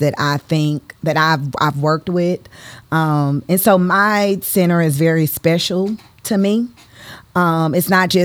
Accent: St. Louis, Missouri, United States; I'm from the West Side

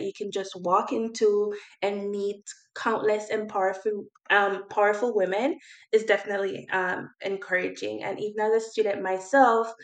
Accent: Jamaica; now in Nova Scotia, Canada; I'm just a Jamaican girl coming to Canada

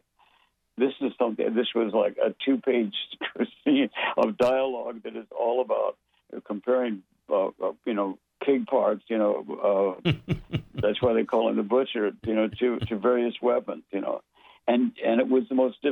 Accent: United States; I'm an American songwriter

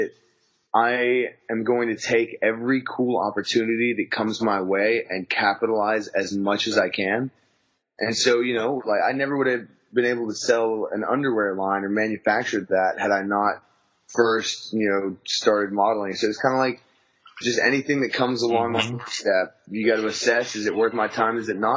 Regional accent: West Texas, United States; I was born and raised in West Texas in the country

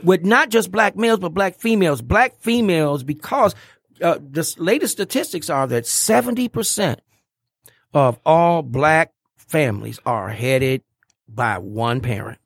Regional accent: Pontiac, Michigan, United States; I went to Pontiac Central High School

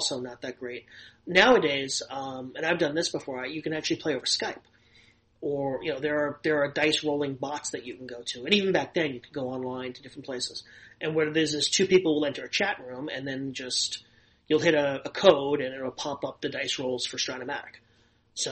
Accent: New York City, New York, United States; moved away as an adult; also born or lived in Los Angeles, United States; I grew up in Inwood, which is the last neighborhood in Manhattan before you get to the Bronx.

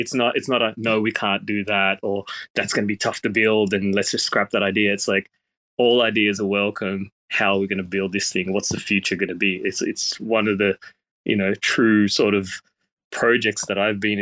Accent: Australia; moved away as an adult; also born or lived in Thailand; now in Tokyo, Japan; originally I was from Australia, so coming from Australia to Thailand

